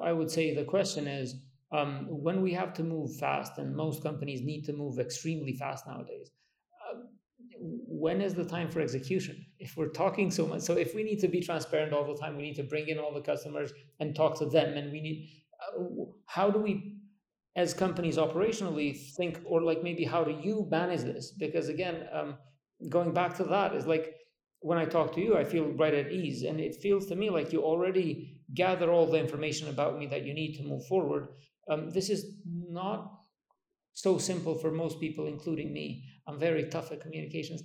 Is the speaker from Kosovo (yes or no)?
yes; Kosovo; I come from Kosovo